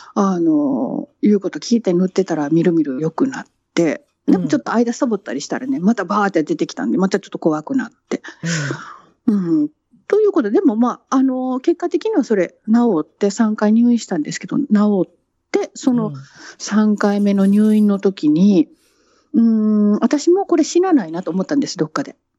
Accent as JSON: {"language": "Japanese", "country": "Japan", "tie": "born or raised there", "moved": "as an adult", "lives_now": "London, United Kingdom"}